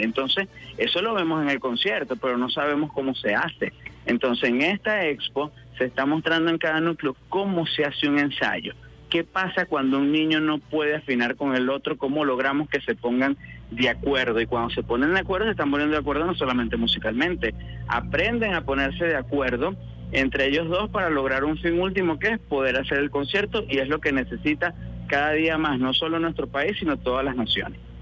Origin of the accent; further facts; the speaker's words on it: Calabozo, Guárico, Venezuela; moved away; comencé en mi pueblo querido de Calabozo, en el estado Guárico